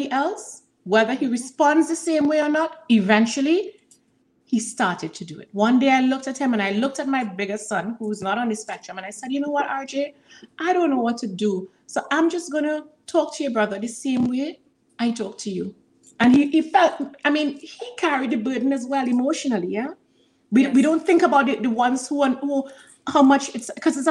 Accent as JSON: {"language": "English", "country": "Trinidad & Tobago", "said": "I'm from Trinidad and Tobago"}